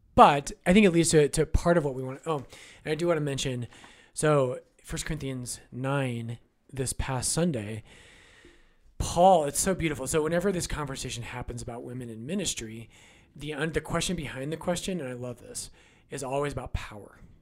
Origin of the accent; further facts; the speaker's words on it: United States; as American Catholics